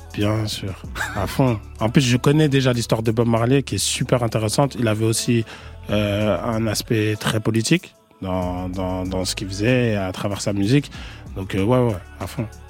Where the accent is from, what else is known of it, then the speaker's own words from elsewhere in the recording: France; also born or lived in Senegal; je suis français, enfin, je suis vu comme français là-bas.